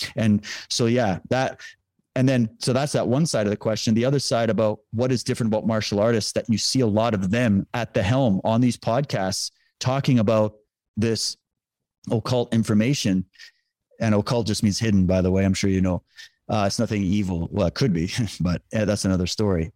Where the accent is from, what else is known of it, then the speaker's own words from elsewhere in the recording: Saskatchewan, Canada; I grew up in Saskatchewan